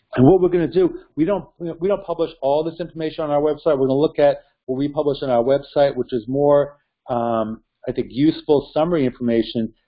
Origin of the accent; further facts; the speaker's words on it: New York, United States; my home state, New York